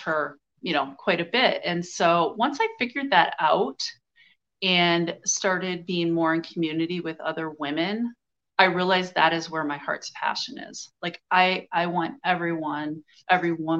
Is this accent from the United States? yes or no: yes; United States; I grew up white in America